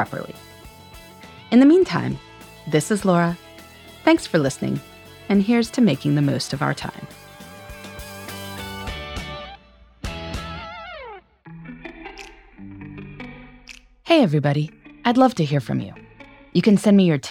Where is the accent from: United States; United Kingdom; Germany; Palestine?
United States; Indiana; I took a botany class in high school that involved traveling to parks all over my home state of Indiana